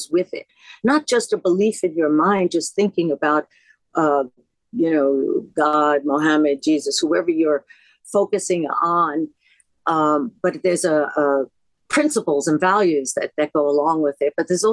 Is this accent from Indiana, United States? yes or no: no; New York City, New York, United States; I am an American. I am a New Yorker. I grew up Lower East Side